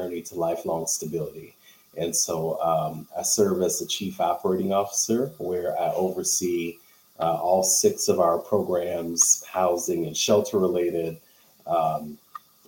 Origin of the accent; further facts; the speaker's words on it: St. Louis, Missouri, United States; I am here in St. Louis, Missouri. I was born and raised here in St. Louis